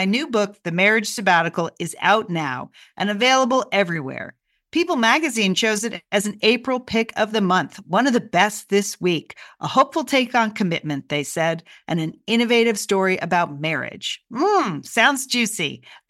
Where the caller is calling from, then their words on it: Bend, Oregon, United States; and today I am ringing in from Bend, Oregon